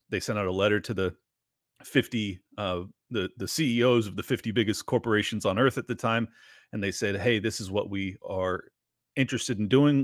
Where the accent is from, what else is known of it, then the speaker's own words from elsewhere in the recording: San Diego, California, United States; moved away as an adult; my hometown was becoming